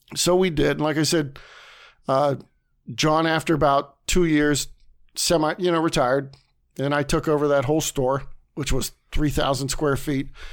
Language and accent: English; Leavittsburg, Ohio, United States; also born or lived in Warren, Ohio; I grew up in Levittsburg until I was, like, twenty-three years old